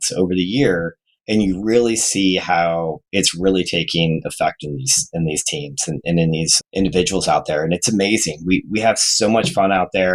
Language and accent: English; Phoenix, Arizona, United States; also born or lived in Detroit, Michigan; now in Kansas City, United States; I grew up in Phoenix area